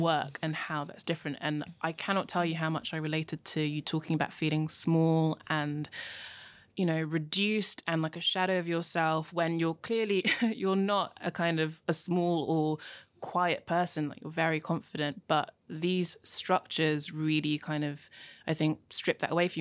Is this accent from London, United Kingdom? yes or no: yes; London, United Kingdom; also born or lived in Nigeria; I was born in Nigeria and moved to London when I was young.